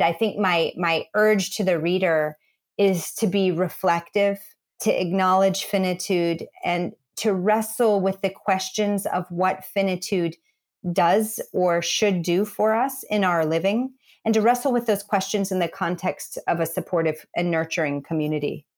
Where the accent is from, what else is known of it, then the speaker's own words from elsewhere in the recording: Midwest, United States; I'm a kid from the Midwest and grew up in church